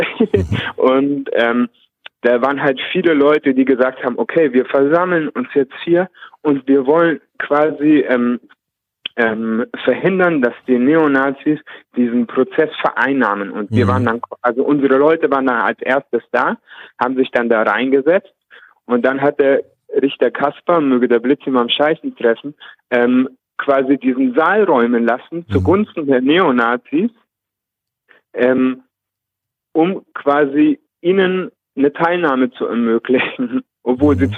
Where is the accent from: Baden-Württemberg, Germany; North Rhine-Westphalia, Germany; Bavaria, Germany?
Bavaria, Germany; Nuremberg; Ich komme aus Nürnberg.